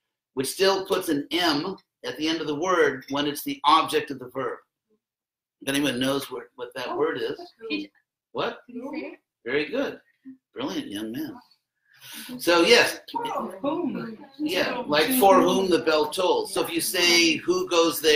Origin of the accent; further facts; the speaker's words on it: Los Angeles, California, United States; I was actually born in Los Angeles